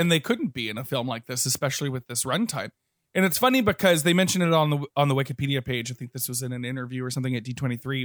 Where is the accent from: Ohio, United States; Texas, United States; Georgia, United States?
Texas, United States; I grew up in Texas